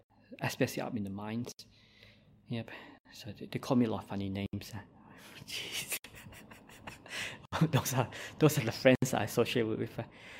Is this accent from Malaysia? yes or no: yes; Malaysia; born there; accent: Malaysian; English is a second language; I make my English improve now, but I was born in Malaysia, so I have a Malaysian accent, and sometimes my English and writing is not that perfect.